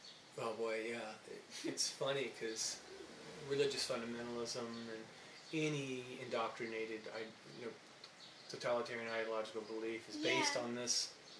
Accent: Ohio, United States; moved away; it happens in Ohio, my hometown.

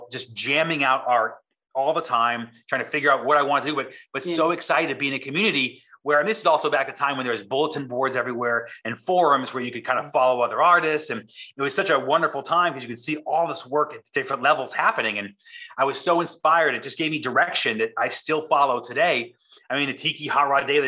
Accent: East Coast, United States; moved away as an adult; now in San Diego, United States; I grew up on the East Coast, which is, again, creatively a vacuum.

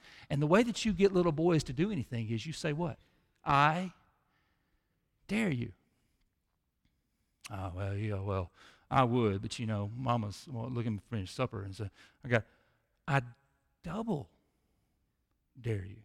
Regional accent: Mississippi, United States; we're from Mississippi

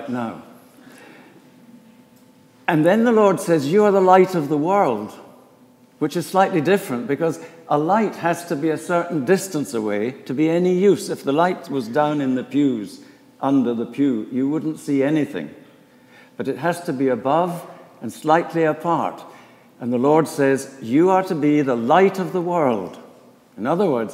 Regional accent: Edinburgh, Scotland, United Kingdom; moved away as an adult; also born or lived in Inverness; now in Philadelphia, United States; I was born and brought up in Edinburgh, in Scotland

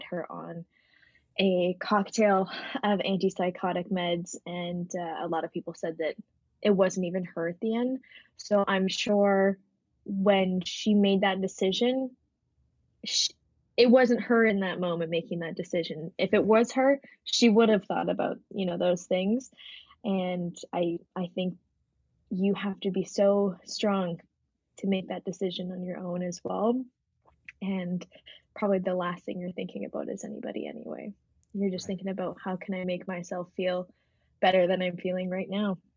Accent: Canada; I'm a Canadian singer-songwriter

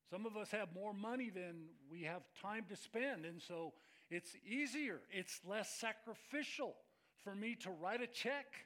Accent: Scotland, United Kingdom; I'm Scottish, right?

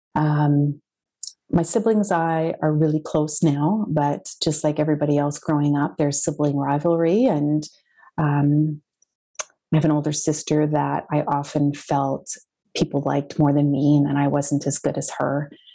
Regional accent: Winnipeg, Manitoba, Canada; I'm from Winnipeg, Manitoba, Canada

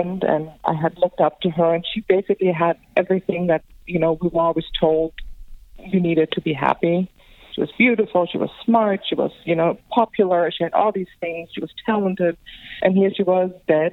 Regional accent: Germany; accent: European; also born or lived in Greece / London; now in Los Angeles, United States; I am from Greece, but I grew up in Germany, and I actually spent a lot of time in London.

